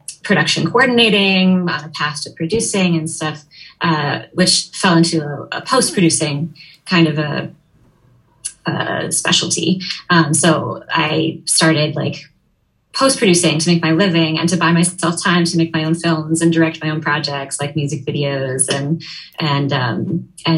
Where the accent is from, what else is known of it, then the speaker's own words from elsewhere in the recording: Minneapolis, Minnesota, United States; moved away; I'm originally from Minneapolis, Minnesota, so love the Midwest